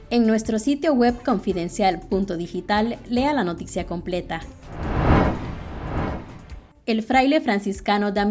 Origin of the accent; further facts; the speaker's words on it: Nicaragua; Pero yo sigo siendo nicaragüense, le guste quien le guste, por texto constitucional